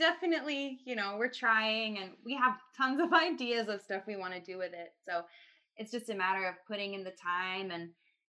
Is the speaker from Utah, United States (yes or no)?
yes; Salt Lake City, Utah, United States; moved away as an adult; now in New York City, United States; I'm from Salt Lake.